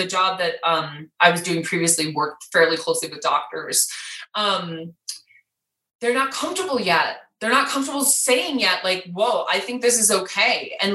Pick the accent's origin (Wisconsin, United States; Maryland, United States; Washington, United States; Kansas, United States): Wisconsin, United States; now in Colorado, United States; I'm from Wisconsin